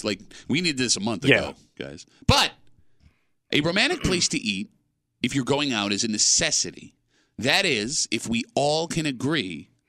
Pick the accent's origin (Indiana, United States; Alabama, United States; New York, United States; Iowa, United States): New York, United States; Gates; I grew up in Gates.